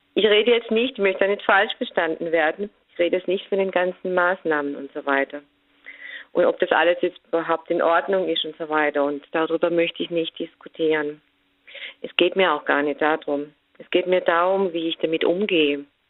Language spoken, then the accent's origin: German; Germany; bei uns in Deutschland